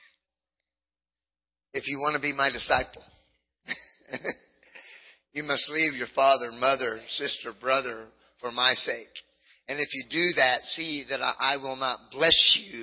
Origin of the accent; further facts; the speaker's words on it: Southern California, United States; I grew up in Southern California